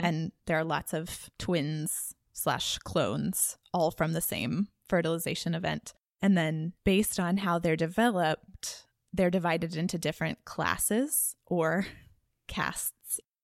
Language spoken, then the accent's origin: English; Dallas, Texas, United States; growing up in Dallas, a lot of what people do for fun is shop.